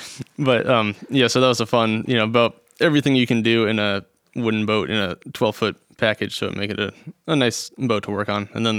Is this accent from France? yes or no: no; Gig Harbor, Washington, United States; also born or lived in Newport, Rhode Island; I grew up in Gig Harbor.